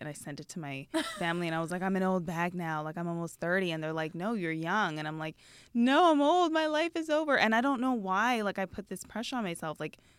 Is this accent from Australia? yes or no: no; Canada; moved away; I am Canadian.